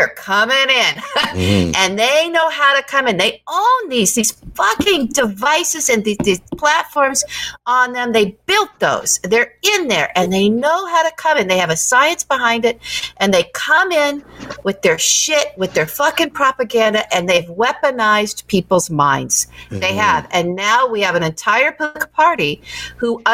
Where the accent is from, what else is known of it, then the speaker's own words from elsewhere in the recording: Midwest, United States; moved away; I'm from the heartland, too. I am. I've just been out here for a long time.